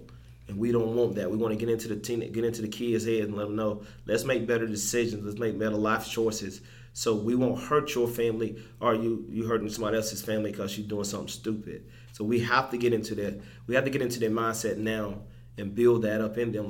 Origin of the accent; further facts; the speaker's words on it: Twin City, Georgia, United States; moved away as an adult; also born or lived in Atlanta, Georgia; now in Augusta, United States; I'm from Emanuel County, from Twin City, Georgia, a small town.